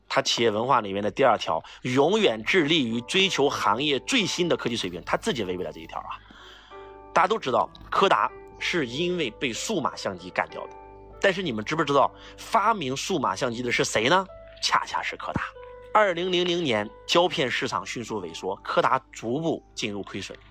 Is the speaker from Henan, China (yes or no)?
yes; Henan, China; 我们河南人被称为中原人士